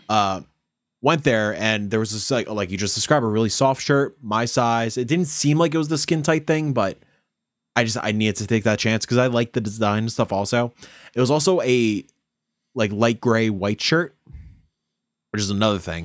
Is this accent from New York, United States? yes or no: yes; Yonkers, New York, United States; we're growing up in Yonkers